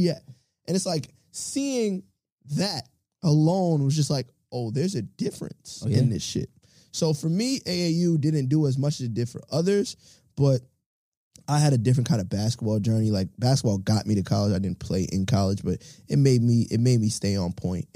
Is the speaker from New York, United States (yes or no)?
yes; New York City, New York, United States; growing up in Brooklyn